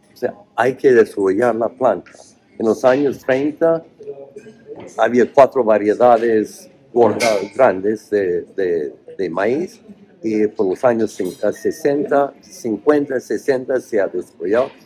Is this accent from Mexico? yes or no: no; Oregon, United States; Spanish is a second language; moved away; also born or lived in Spain; nací en Oregón, cerca de Idaho, que es muy oh man, um, muy redneck, cuello rojo, es todo, o sea, conservadores.